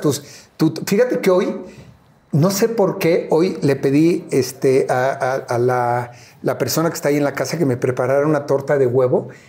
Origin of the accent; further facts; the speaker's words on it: Mexico City, Mexico; no solamente vivía, yo nací en Iztapalapa